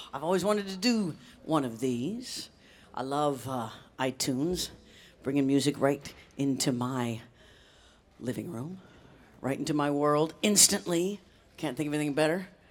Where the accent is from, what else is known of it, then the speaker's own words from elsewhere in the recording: Leavenworth, Kansas, United States; moved away; also born or lived in Boston / New York City; I grew up in Leavenworth, Kansas, which is right outside of Kansas City